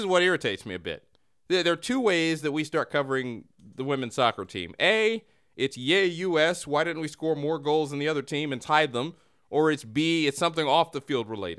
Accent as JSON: {"language": "English", "country": "United States", "said": "I'm American"}